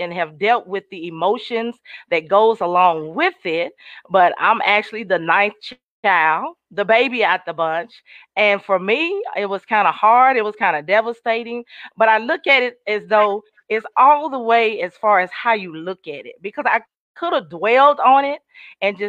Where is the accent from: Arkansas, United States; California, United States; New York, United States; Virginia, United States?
Arkansas, United States; Sherwood; I am actually from Arkansas, Sherwood, Arkansas, to be exact.